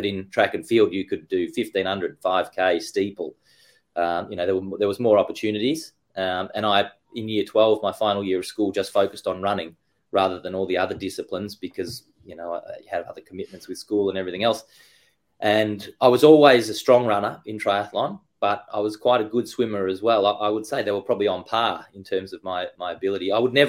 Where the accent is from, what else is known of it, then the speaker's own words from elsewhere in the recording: London, United Kingdom; So born and raised in London, in a little place just outside of Putney, central London.